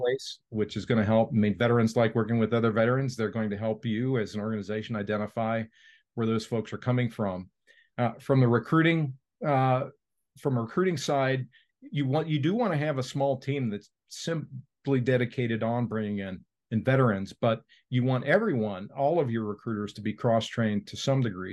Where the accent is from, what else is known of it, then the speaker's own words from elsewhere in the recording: Cincinnati, Ohio, United States; Procter and Gamble here in my hometown of Cincinnati